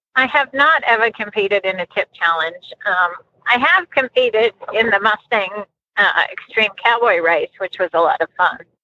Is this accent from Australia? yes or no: yes; Australia; moved away as an adult; also born or lived in Colorado; now in United States; growing up in Australia. And we did everything in the world with horses.